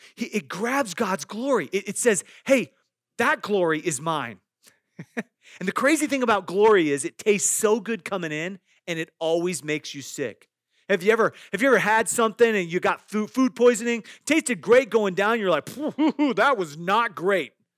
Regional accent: Iowa, United States; I grew up in Iowa, and in the, in our backyard, there were several apple trees.

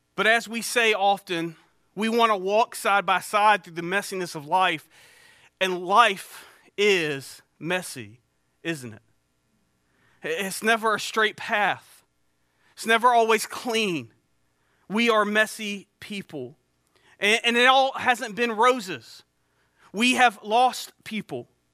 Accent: Eastern North Carolina, United States; also born or lived in Beaufort County, North Carolina; I grew up here in East North Carolina

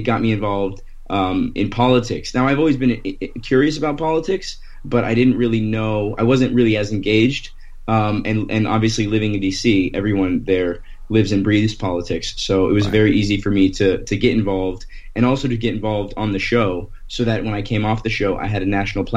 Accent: Thornton, Colorado, United States; moved away; also born or lived in Florida / Washington, D.C. / Los Angeles; I was born in Florida, and then I grew up in Colorado

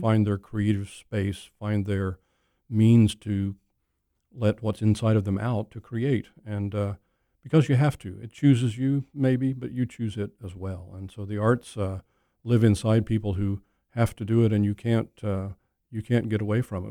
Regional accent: Oklahoma, United States; moved away; Oklahoma, my home state

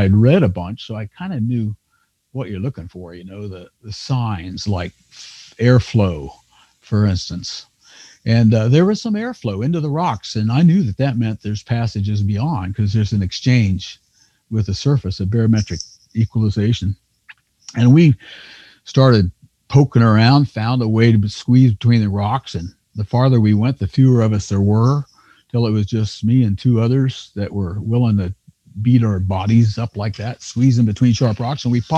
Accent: Kentucky, United States; where I grew up in Northern Kentucky, I know there's caves on farms that were neighbors that I don't think anybody's explored.

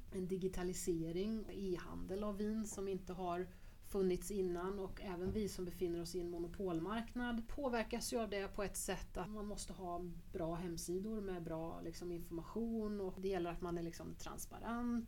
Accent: Grums, Värmland, Sweden; Grums där jag kommer ifrån

